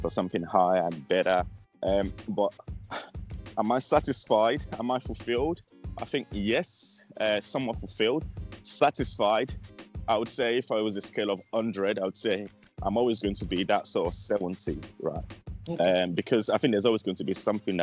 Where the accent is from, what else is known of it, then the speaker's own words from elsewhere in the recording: Nigeria; Being Nigerian